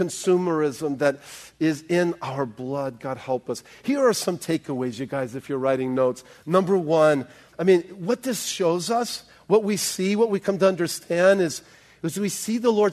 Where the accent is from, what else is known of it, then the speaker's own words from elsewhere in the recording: South Bay, California, United States; I grew up in the South Bay